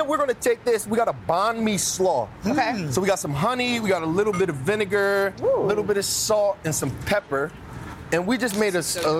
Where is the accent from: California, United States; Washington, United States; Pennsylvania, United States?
Pennsylvania, United States; Philadelphia; now in Los Angeles, United States; Well, I'm from Philly.